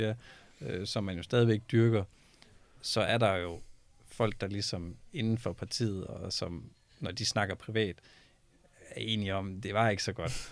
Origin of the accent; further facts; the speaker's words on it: Denmark; vi er et lille land